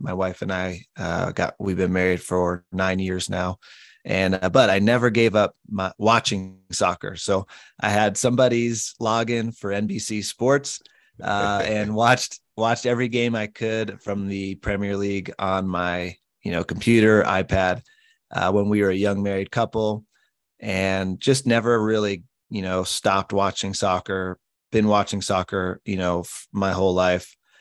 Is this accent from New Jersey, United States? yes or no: no; Colorado, United States; moved away as an adult; also born or lived in Southern California; I grew up in Colorado